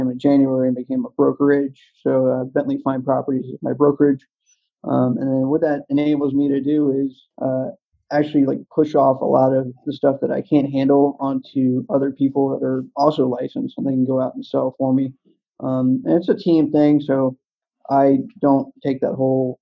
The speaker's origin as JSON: {"language": "English", "region": "East Coast", "country": "United States", "tie": "born or raised there", "said": "I grew up on the East Coast"}